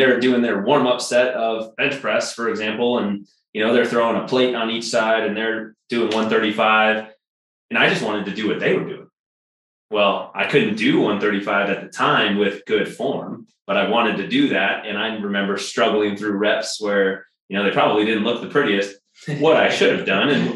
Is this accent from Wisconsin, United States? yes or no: yes; Wisconsin, United States; now in Colorado, United States; Madison, Wisconsin, my home state